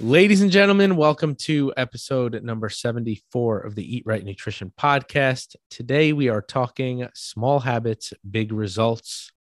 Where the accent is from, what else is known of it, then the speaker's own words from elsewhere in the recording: New York, United States; accent: New York; my New York accent